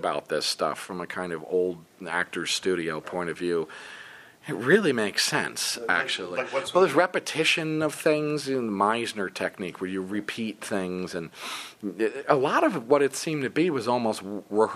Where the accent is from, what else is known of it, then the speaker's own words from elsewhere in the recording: United States; I'm an American guy